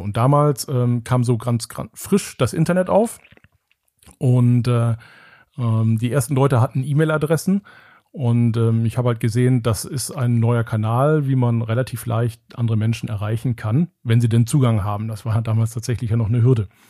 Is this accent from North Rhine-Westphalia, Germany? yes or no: yes; Engelskirchen, North Rhine-Westphalia, Germany; das ist das Engelskirchen, wo ich herkomme